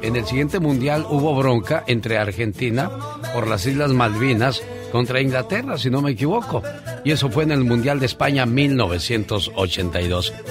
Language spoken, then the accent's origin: Spanish; Mexico; Soy orgullosamente mexicano